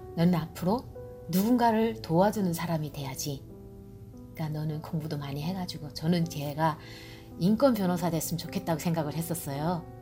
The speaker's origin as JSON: {"language": "Korean", "country": "North Korea", "moved": "yes", "lives_now": "Georgia, United States", "said": "나는 이제 탈북자니까"}